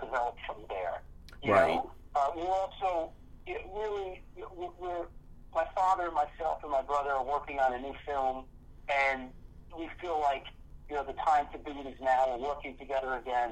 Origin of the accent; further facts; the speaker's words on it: New York City, New York, United States; I grew up in New York City